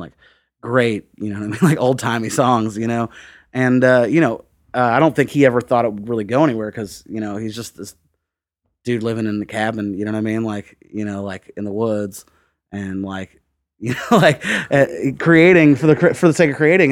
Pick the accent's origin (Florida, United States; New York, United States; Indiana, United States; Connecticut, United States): Indiana, United States; Bloomington; moved away as an adult; also born or lived in Dayton / San Francisco / Prague; now in Nashville, United States; I grew up outside of Bloomington, uh, in the, uh, like, in the woods, like Lake Griffey watershed.